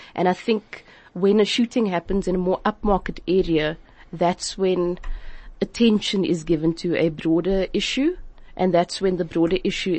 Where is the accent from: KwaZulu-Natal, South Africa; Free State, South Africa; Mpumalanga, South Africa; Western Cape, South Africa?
Western Cape, South Africa; Cape Town; I've been very lucky to live in areas in Cape Town that have sort of been in between other areas, pockets of gang strongholds.